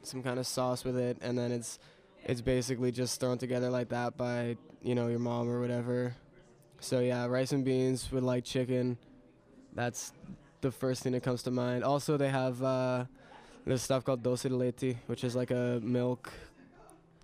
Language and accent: English; Canada; I grew up and lived in Canada